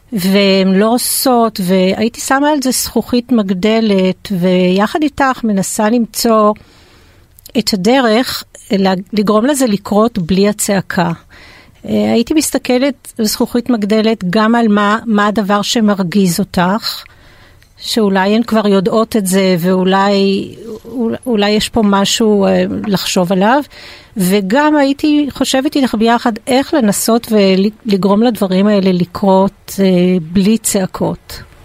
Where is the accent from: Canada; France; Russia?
France; now in Israel; אני גם צרפתייה, אז אה, מאמה